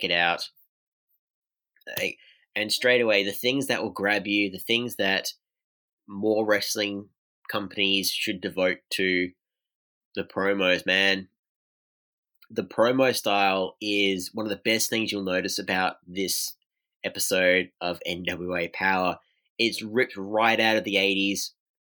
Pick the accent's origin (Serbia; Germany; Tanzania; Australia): Australia; as an Australian wrestling fan